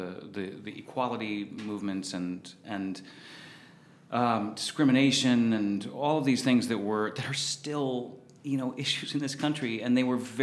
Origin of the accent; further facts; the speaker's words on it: Southern California, United States; when I was a youth growing up in Southern California